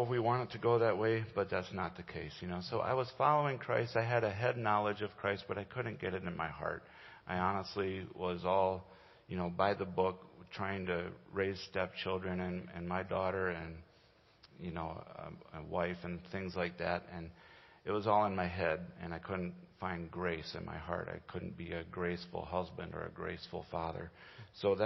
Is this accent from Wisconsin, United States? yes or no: yes; Green Bay, Wisconsin, United States; also born or lived in Okinawa, Japan; I was born and raised in the Green Bay area about an hour and a half north of here. I was raised on a dairy farm